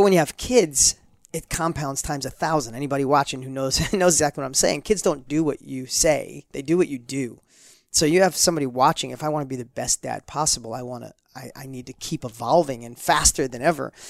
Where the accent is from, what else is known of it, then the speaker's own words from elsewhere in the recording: New York, United States; accent: New York; my New York accent was, like, super heavy